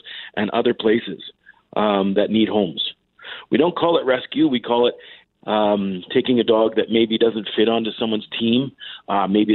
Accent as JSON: {"language": "English", "town": "Calgary", "region": "Alberta", "country": "Canada", "tie": "born or raised there", "also_born_or_lived": "Yellowknife", "lives_now": "Canmore, Canada", "said": "I grew up in Calgary"}